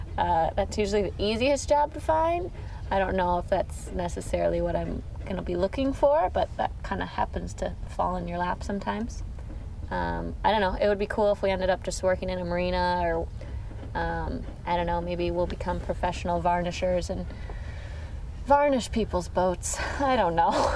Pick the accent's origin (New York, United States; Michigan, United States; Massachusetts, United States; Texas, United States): Michigan, United States; Grand Rapids; moved away as an adult; also born or lived in California / Colorado; I'm from Grand Rapids, Michigan.